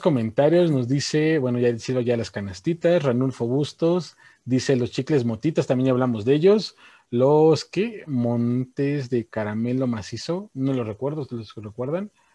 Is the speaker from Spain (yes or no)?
no; Mexico; nosotros como mexicanos